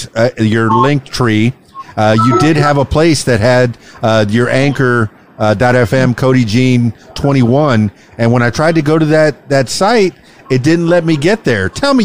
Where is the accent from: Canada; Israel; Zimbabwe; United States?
United States; Florida Keys; now in Arkansas, United States; I'm from the Florida Keys. … Even though I'm here in Arkansas … will follow me